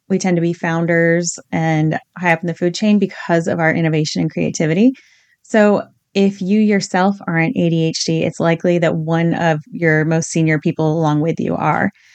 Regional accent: Virginia, United States; I grew up in Virginia in the eighties

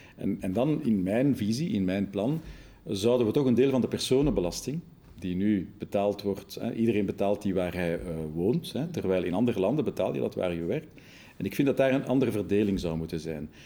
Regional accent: Brussels, Brussels-Capital Region, Belgium; first language Dutch; dertig jaar geleden voelde ik mij een Brusselse Vlaming

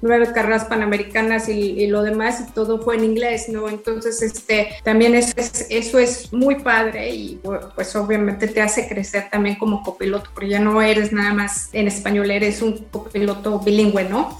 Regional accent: Mexico; moved away as an adult; now in London, United Kingdom; regresar a mi país y poder correr en mi país

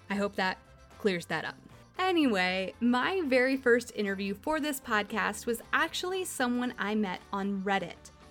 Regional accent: Michigan, United States

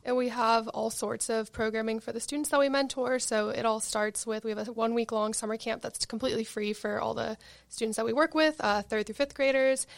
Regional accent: Marina del Rey, California, United States; I'm from Marina Del Rey, which is West L

